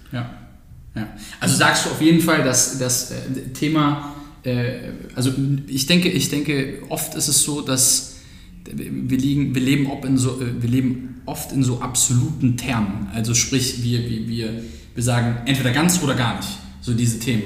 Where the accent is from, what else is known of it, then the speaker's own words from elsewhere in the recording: Germany; als Deutscher